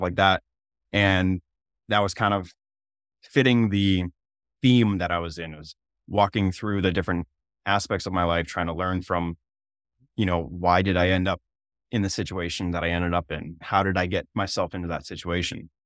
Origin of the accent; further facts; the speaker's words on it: Maine, United States; moved away as an adult; now in South Dakota, United States; I'm originally from Maine